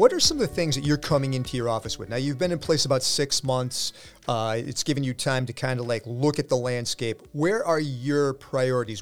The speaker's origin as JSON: {"language": "English", "region": "California", "country": "United States", "moved": "yes", "lives_now": "Massachusetts, United States", "said": "I say my R's, okay? I'm from California."}